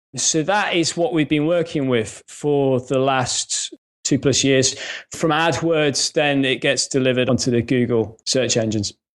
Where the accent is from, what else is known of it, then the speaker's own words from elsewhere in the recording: Coventry, West Midlands, United Kingdom; accent: faint Midlands; moved away as an adult; now in Northampton, United Kingdom; I grew up in Coventry